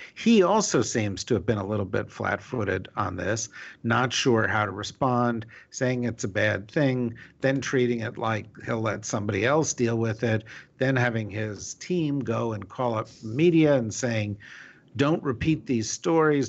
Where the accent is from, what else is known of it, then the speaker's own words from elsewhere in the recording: New Jersey, United States; I'm from New Jersey.